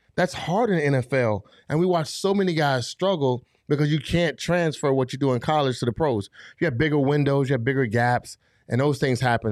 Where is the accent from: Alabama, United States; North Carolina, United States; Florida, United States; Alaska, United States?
Florida, United States; Fort Lauderdale; moved away; I grew up in Fall Lauderdale, Florida